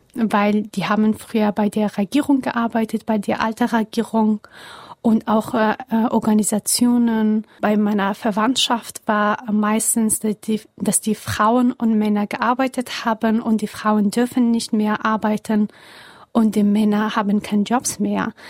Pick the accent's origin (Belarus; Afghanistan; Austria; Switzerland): Afghanistan; Kabul; German is a second language; moved away as an adult; now in Germany; ich bin in Kabul geboren und aufgewachsen